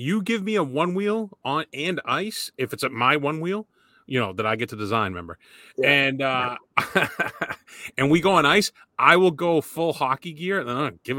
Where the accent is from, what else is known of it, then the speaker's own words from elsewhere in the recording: Boston, Massachusetts, United States; I was from Boston.